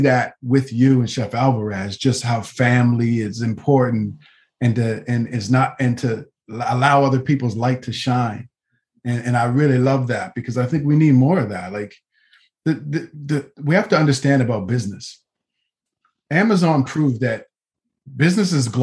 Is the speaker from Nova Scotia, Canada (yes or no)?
yes; Nova Scotia, Canada; growing up in Nova Scotia, Canada